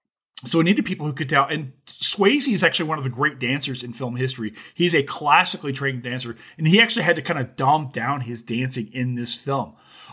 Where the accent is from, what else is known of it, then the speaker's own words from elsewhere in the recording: Louisiana, United States; I remember growing up in Louisiana, listening to that.